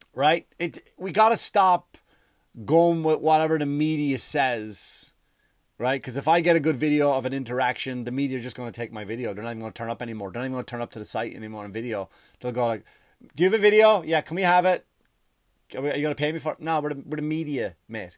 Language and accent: English; Ireland; moved away; I grew up in Ireland